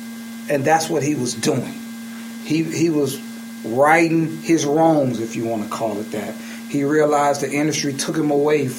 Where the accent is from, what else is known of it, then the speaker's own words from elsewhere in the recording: Birmingham, Alabama, United States; And I'm from Birmingham.